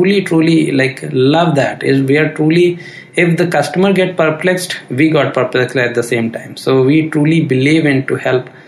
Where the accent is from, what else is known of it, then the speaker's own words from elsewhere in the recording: India; we as Indian